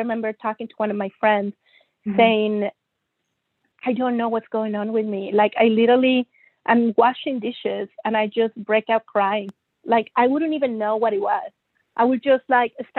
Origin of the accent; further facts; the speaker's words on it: Monterrey, Nuevo León, Mexico; moved away as an adult; also born or lived in Germany / United States / England / Toronto, Canada; I was born and raised in Monterrey, Mexico